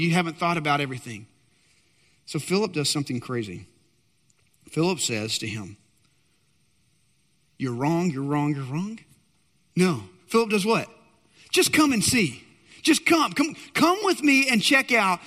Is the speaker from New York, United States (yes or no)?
no; Texas, United States; I'm a Texan